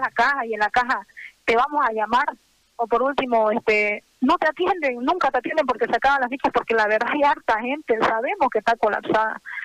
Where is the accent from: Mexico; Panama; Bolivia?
Bolivia; Santa Cruz; somos humanos, somos cruceños, somos bolivianos, trabajamos para acá